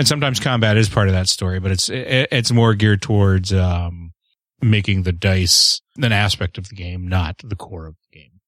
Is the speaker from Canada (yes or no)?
yes; Canada; I am the Canadian.